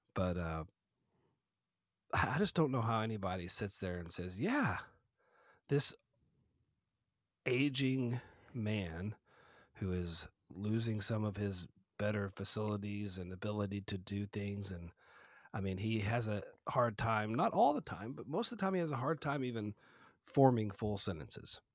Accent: Texas, United States; I'm from Texas

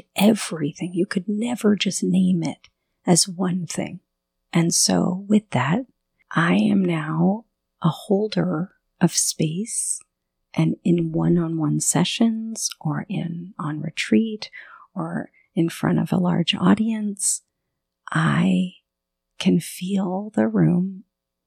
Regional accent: southern Florida, United States; I grew up in southern Florida

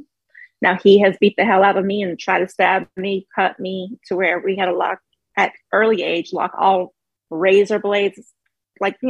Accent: the South, United States; We're from the South.

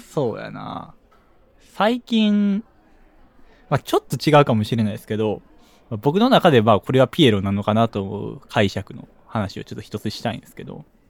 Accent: Hyogo, Japan

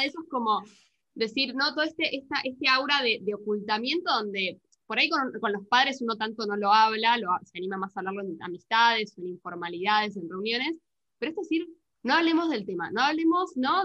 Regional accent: Argentina; somos en Argentina

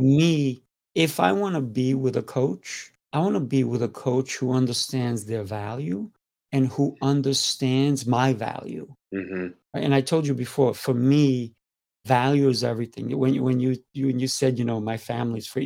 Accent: Spain; I'm Spanish.

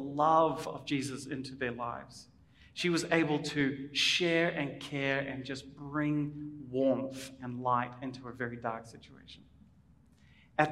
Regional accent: New Zealand; as a New Zealander coming

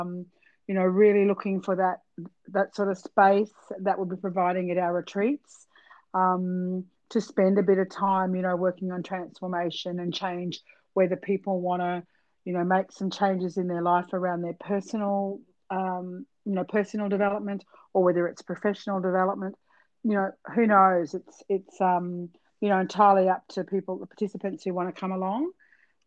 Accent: Cairns, Queensland, Australia; also born or lived in Mackay; I was actually born in Mackay, but I grew up in Cairns.

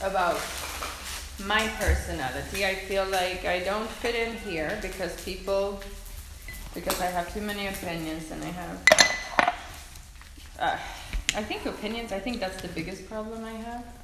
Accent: Sweden; English is a second language; Come from Sweden, and I've moved around, so I don't necessarily feel Swedish anymore.

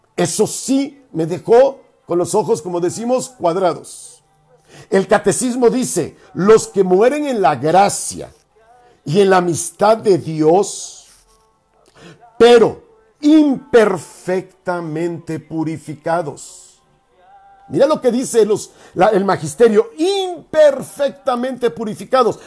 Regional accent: Mexico; nosotros como mexicanos, latinoamericanos

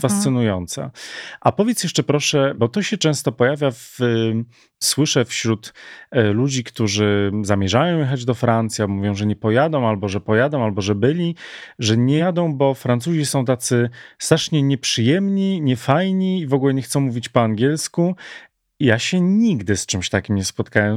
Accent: Warsaw, Masovian Voivodeship, Poland; tak jak u nas w Warszawie

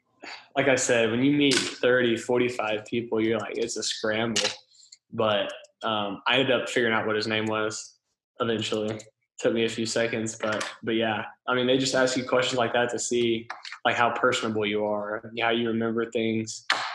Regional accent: Texas, United States; So it was pretty cool to come home and be in my home state.

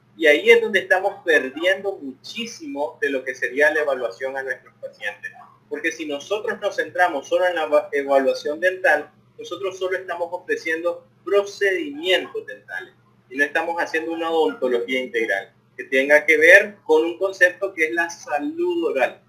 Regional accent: León, Nicaragua; los que somos de la ciudad de León

